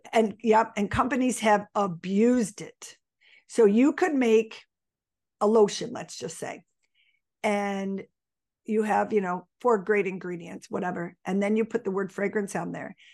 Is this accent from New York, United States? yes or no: yes; Buffalo, New York, United States; I was born and raised in Buffalo. I'm still in Buffalo